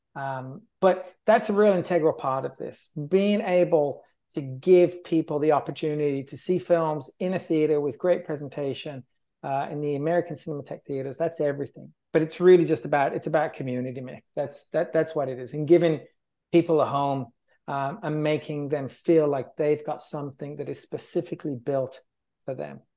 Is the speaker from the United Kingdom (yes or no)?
yes; England, United Kingdom; now in Los Angeles, United States; being English